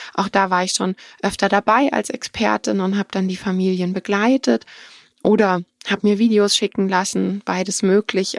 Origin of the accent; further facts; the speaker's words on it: Germany; bei uns in Deutschland